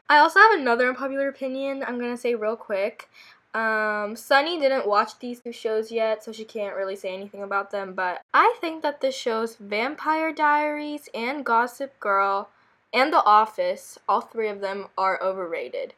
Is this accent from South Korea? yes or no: yes; South Korea; moved away; we grew up in Korea.